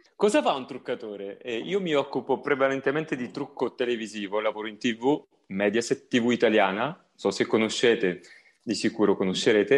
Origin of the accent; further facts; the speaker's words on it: a village near Tropea, province of Vibo Valentia, Calabria, Italy; io provengo da un paesino vicino Tropea, provincia di Vibo Valencia